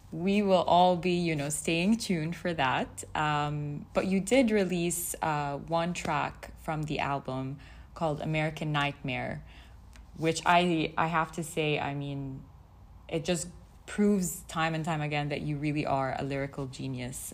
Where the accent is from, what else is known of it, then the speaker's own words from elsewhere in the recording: Saudi Arabia; I grew up in Saudi